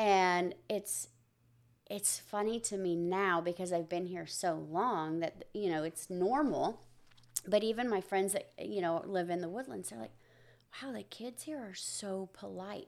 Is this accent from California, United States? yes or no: yes; near Riverside, California, United States; now in Tomball, United States; I grew up in a, in a little small community right outside of Riverside